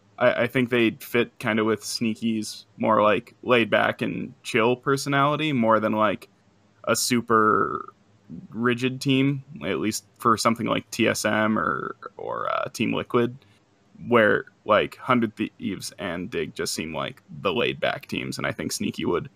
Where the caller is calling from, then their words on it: Montana, United States; I'm calling from Montana.